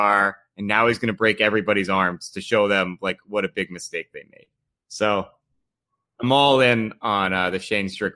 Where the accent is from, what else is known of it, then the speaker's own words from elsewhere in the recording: Long Island, New York, United States; I grew up with on Long Island